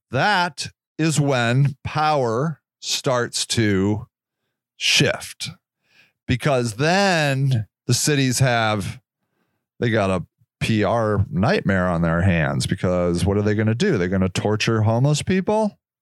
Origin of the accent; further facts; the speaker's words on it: United States; I am an American born, American raised human being